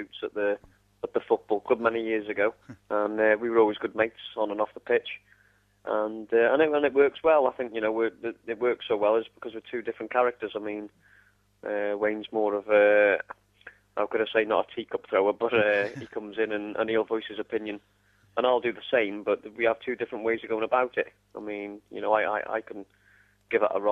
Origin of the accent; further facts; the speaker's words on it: Wrexham, Wales, United Kingdom; I've lived here all my life, really. It's obviously my hometown club